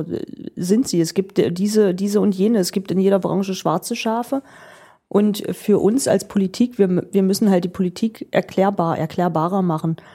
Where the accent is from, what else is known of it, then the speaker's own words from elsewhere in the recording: Magdeburg, Saxony-Anhalt, Germany; Ich komme aus Magdeburg, ganz ursprünglich